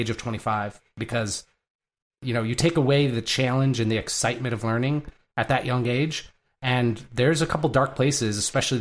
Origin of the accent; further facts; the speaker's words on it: Michigan, United States; I grew up in Michigan